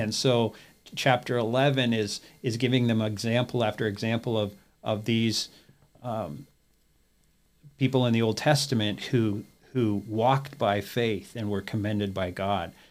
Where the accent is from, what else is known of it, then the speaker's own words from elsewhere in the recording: Peterborough, Ontario, Canada; moved away as an adult; Grew up in Canada and, uh, attended a, a one-year Bible college, there in my hometown of Peterborough, Ontario